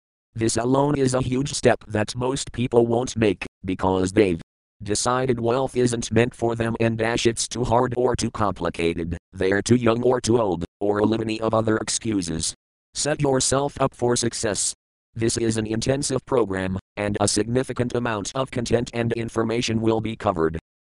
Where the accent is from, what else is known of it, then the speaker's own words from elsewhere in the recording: South Africa; born there; I was born in South Africa, a twin and the fifth of six children